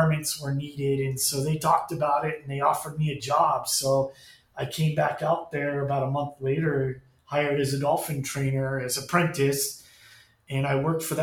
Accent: Ventura County, California, United States; moved away as an adult; also born or lived in Los Angeles County, California / Hawaii; now in Florida, United States; Grew up in Ventura County

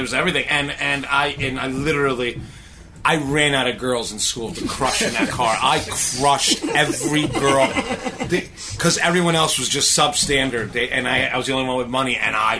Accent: Huntington, New York, United States; Because I grew up in Huntington, which is right across the water from here. And my curse was that we were in a pretty decent upper middle class neighborhood, but we had no money.

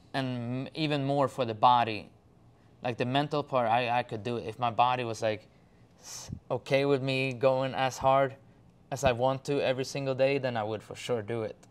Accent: Sweden; English is a second language; I'm from Sweden.

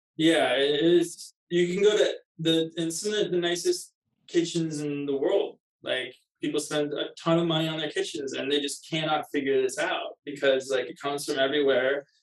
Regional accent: Kirkland, Washington, United States; now in Los Angeles, United States; from Kirkland, Washington, just east of Seattle. Yeah, it's a small town. I guess not that small anymore, but it used to be a small town, just 15 minutes from downtown Seattle. I grew up there.

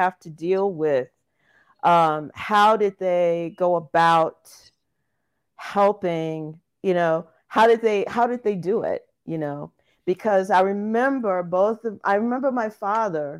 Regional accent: Jackson, Mississippi, United States; also born or lived in Chicago; now in Denver, United States; My parents raised me in a similar way going to integrated schools in Jackson. I'm from Jackson, Mississippi.

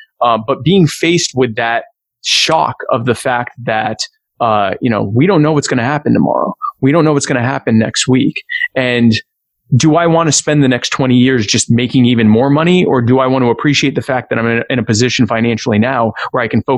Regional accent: Myrtle Beach, South Carolina, United States; also born or lived in Baltimore; So I grew up in Myrtle Beach. I don't sound like it because my parents are both from up north, but I was born in Baltimore, but raised in the deep south. So I've lived in Myrtle Beach pretty much my whole life.

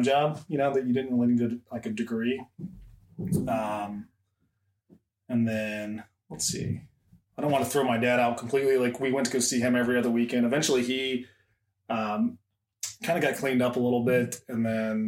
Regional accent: Fuquay-Varina, North Carolina, United States; moved away as an adult; also born or lived in Arizona; now in Ohio, United States; Born in Arizona, raised in North Carolina in a little town called Fuquay Varina

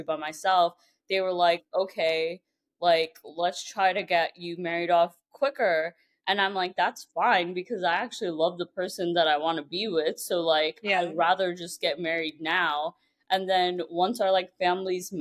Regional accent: New York City, New York, United States; moved away as an adult; I grew up in Brooklyn

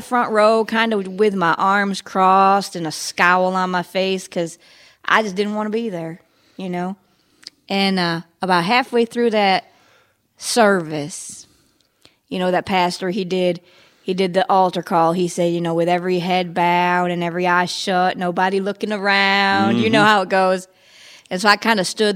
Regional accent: New York, United States; now in Florida, United States; I was born in New York

